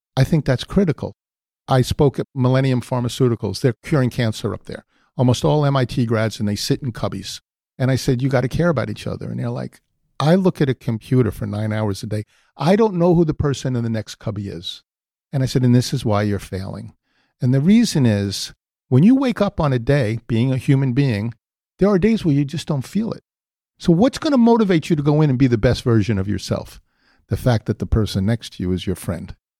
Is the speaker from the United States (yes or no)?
yes; New York City, New York, United States; I was born in the Bronx